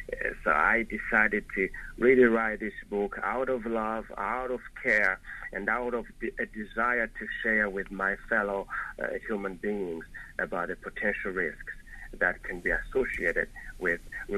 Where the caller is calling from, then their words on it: Montreal, Quebec, Canada; I'm calling from Montreal, Canada.